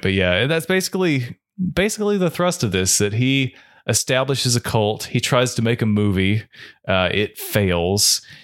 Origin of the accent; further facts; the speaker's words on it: North Carolina, United States; we're from North Carolina